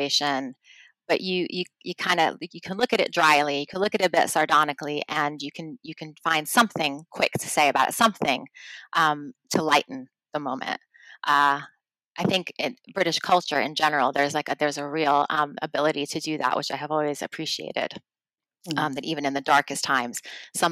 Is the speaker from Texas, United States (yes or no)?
no; New York, United States; moved away as an adult; now in United Kingdom; my hometown and to New Yorkers